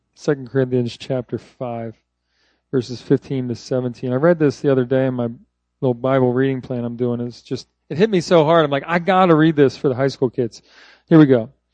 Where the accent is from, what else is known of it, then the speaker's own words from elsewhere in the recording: Philadelphia, Pennsylvania, United States; now in Texas, United States; I grew up there. So I am a transplanted Philadelphian.